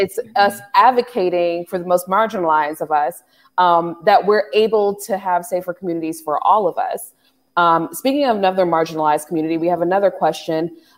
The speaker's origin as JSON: {"language": "English", "town": "Cleveland", "region": "Ohio", "country": "United States", "tie": "born or raised there", "also_born_or_lived": "Los Angeles", "said": "I'm from Ohio City. It was black and brown when I was growing up, right?"}